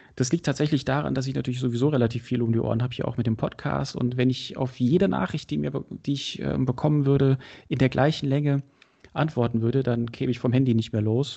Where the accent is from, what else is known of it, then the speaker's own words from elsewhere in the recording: Berlin, Germany; ich bin Berliner